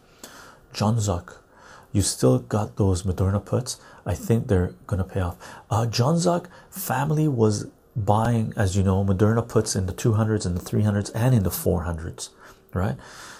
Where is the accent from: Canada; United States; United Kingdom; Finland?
Finland; English is a second language; Finnish dude, I'm from Finland and I use a public transportation bus.